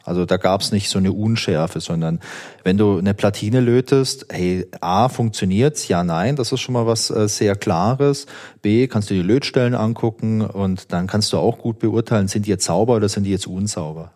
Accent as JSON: {"language": "German", "region": "Southern Germany", "country": "Germany", "said": "Und ich komme ja aus Süddeutschland"}